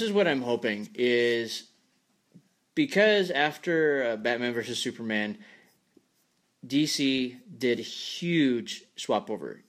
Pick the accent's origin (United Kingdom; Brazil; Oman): United Kingdom; Scotland; I'm a redhead. I'm from Scotland, so that's my Celtic heritage